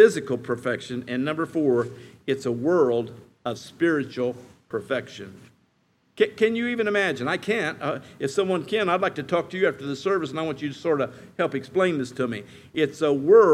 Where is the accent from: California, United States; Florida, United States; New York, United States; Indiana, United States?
Indiana, United States; also born or lived in Kentucky; now in Colorado, United States; I grew up in Indiana where it's flat as a pancake